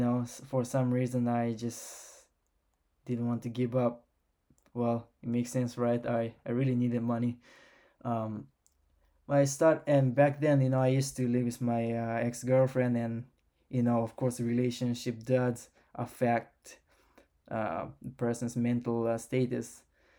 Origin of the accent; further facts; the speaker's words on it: Japan; English is a second language; I got to travel to Japan and did some research in Japan, which is my home country. I have a Japanese passport. I don't feel like Japanese